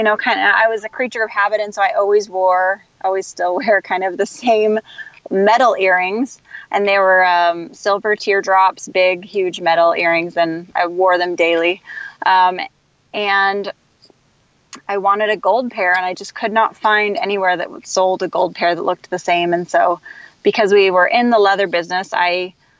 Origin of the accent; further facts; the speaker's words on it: Kansas City, Missouri, United States; I grew up in Kansas City.